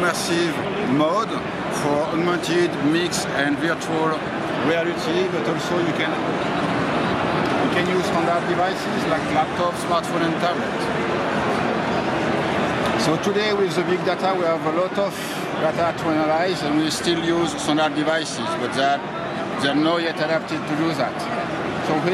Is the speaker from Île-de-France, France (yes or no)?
yes; Paris, Île-de-France, France; I'm from Paris, France